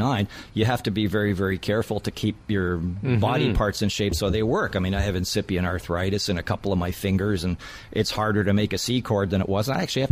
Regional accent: Toronto, Ontario, Canada; I love being in Toronto. I mean, it's my hometown. I emigrated here when I was a small child, and I grew up here.

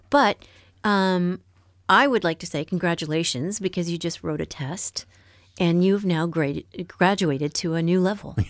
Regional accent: Canada; moved away as an adult; now in France; I'm from Canada

